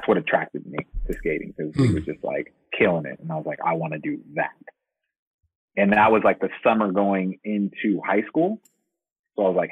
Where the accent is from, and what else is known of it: Long Beach, California, United States; also born or lived in Arizona